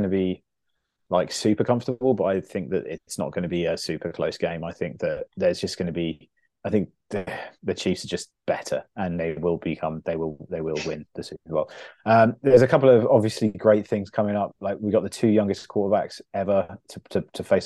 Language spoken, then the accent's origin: English; England, United Kingdom; as an English sports fan